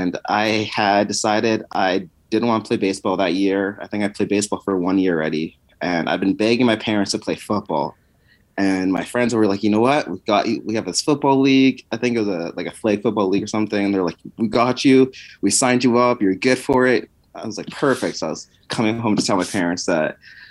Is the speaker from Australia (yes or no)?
no; Winnipeg, Manitoba, Canada; growing up in Winnipeg, as much as you can in the freezing tundra of Canada